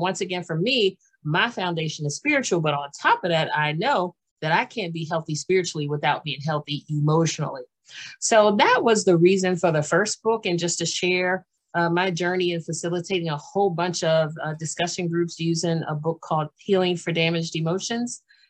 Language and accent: English; Washington, D.C., District of Columbia, United States; born there; also born or lived in Maryland / Pennsylvania / New Jersey / North Carolina; I was born in Washington, D.C., and I've lived in Maryland and Pennsylvania and New Jersey.